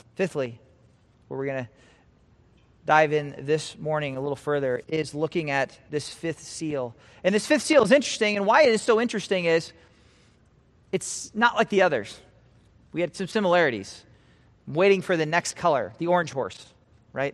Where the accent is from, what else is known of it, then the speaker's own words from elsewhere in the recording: Nebraska, United States; moved away; also born or lived in California; I'm from Nebraska